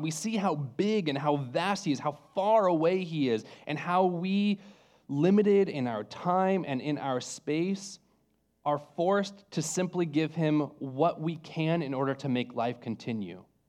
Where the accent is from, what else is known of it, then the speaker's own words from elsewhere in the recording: California, United States; moved away; I'm from California